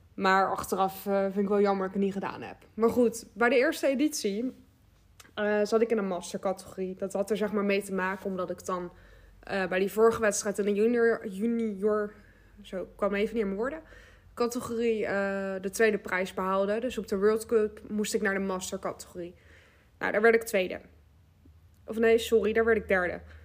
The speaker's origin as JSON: {"language": "Dutch", "town": "Westland", "region": "South Holland", "country": "Netherlands", "said": "ik kom uit Westland, dus dat, eh, ja, dat ligt gewoon tegen Den Haag aan"}